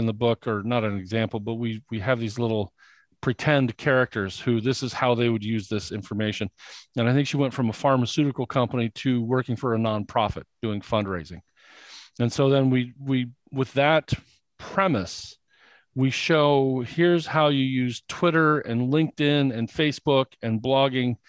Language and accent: English; Indiana, United States; I grew up in Indiana, and in Indiana, we were taught that talking about yourself is bragging